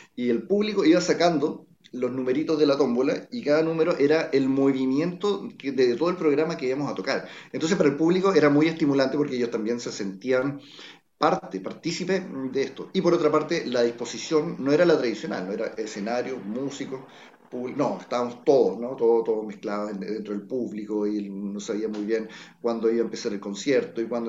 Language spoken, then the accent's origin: Spanish; Chile